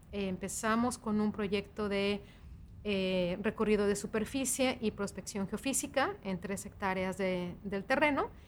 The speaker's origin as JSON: {"language": "Spanish", "country": "Mexico", "said": "al menos para nosotros como mexicanas"}